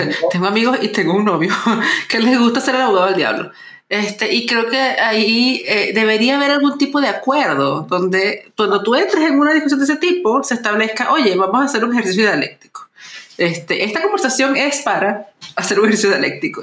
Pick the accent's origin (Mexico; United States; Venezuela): Venezuela; moved away; soy venezolana